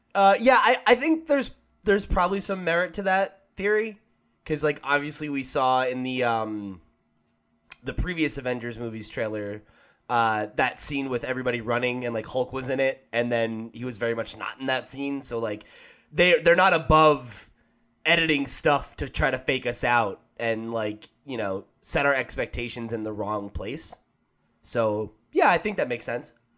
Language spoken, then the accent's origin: English; United States; I'm an American